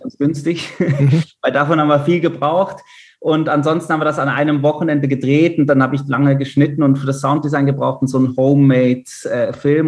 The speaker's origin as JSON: {"language": "German", "town": "Basel", "region": "Basel-Stadt", "country": "Switzerland", "tie": "born or raised there", "also_born_or_lived": "Munich, Germany", "moved": "as an adult", "said": "ich bin äh, Schweizer, bin äh, in Basel geboren"}